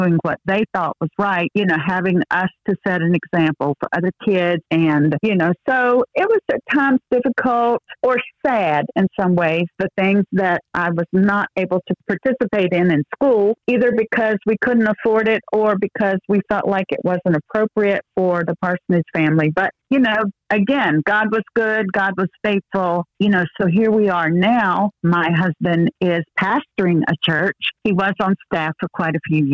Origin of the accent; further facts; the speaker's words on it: North Carolina, United States; moved away; also born or lived in Virginia; I'm a Tar Heel, which means I was born in North Carolina.